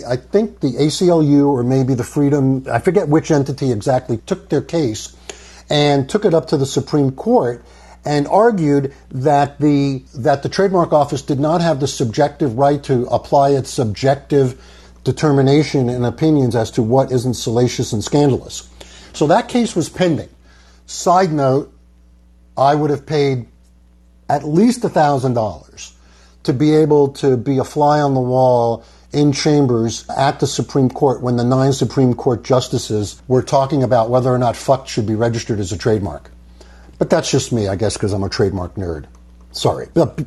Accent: New York, United States; I'm from New York

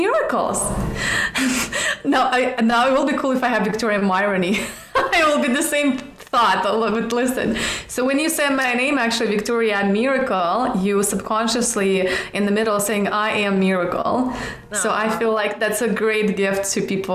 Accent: Siberia, Russia; now in Los Angeles, United States; I was born in Russia, in Siberia, even though I don't like cold. That's why I live in Los Angeles.

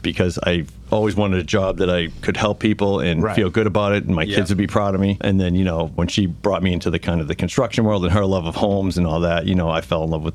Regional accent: Burlington, Massachusetts, United States; I grew up in Burlington

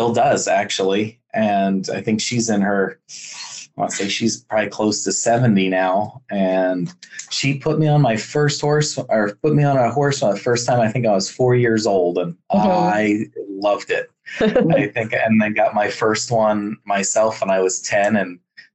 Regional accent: Bethlehem, Pennsylvania, United States; I grew up, born and raised in Pennsylvania, born in Bethlehem, Pennsylvania

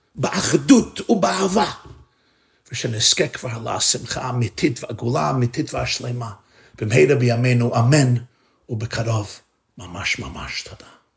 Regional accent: New York City, New York, United States; אני גדלתי בניו יורק, בברוקלין

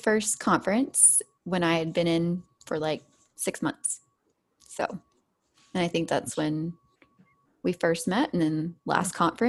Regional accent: Arkansas, United States; moved away as an adult; now in Oklahoma, United States; I'm originally from Arkansas. I grew up there, went to school and college there, but now I am in Oklahoma because I got married and that's where he was. So we've been here for, I've been here married to him 11 years this month.

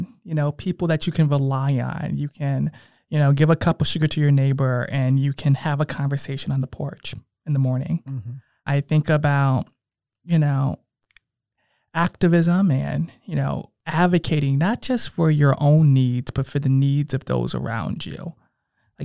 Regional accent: Bridgeport, Connecticut, United States; moved away; I come from Bridgeport. You know, I have a strong hometown pride.

